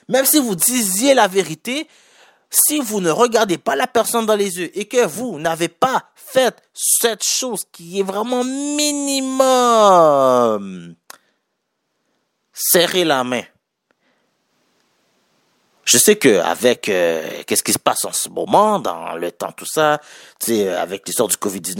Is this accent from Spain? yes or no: no; Haiti; Je suis haïtien. je suis d'origine haïtienne. Nous, les Noirs en général